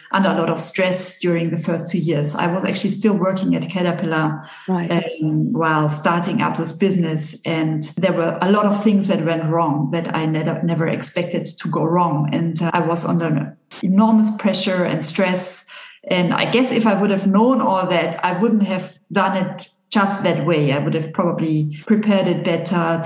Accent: Bavaria, Germany; now in Geneva, Switzerland; I'm from Bavaria

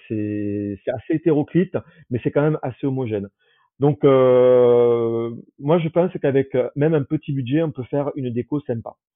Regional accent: Toulouse, Occitania, France; moved away as an adult; also born or lived in Saarbrücken, Germany / Aix-en-Provence; now in Paris, France; je suis euh, de Toulouse, euh, mais maintenant j'ai plus trop de famille. Euh, il, me reste ma sœur euh, qui est dans la région

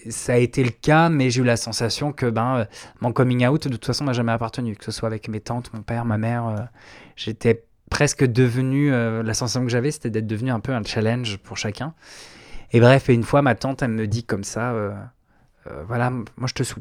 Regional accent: Provence-Alpes-Côte d'Azur, France; also born or lived in Brittany; J'ai grandi un peu partout. J'ai un père qui, était militaire, donc euh, j'ai un peu fait le tour de la France. Euh, Bretagne, Réloire, Camargue, surtout la Camargue. J'ai fait 10 ans en Camargue.

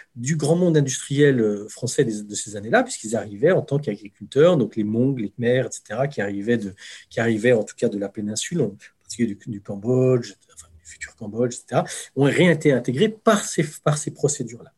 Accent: France; en tant que Français

